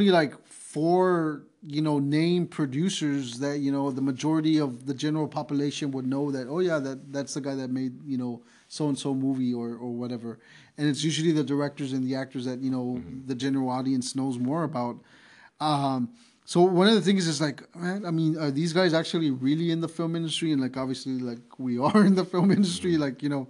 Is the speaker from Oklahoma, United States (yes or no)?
no; San Antonio, Texas, United States; I love San Antonio, you know, it's my hometown